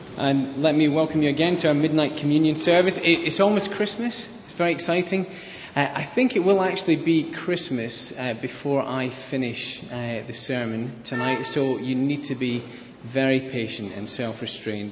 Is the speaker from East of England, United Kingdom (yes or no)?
no; Scotland, United Kingdom; I'm Scottish